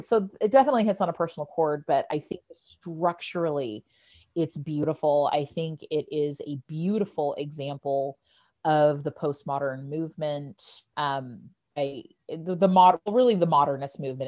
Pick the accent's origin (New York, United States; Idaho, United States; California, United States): California, United States; Bakersfield; I'm from Bakersfield, which is where they wound up